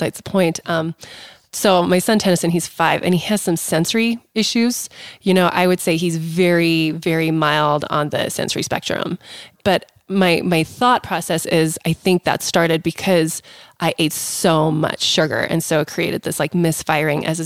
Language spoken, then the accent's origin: English; South Africa; moved away; I grew up in South Africa too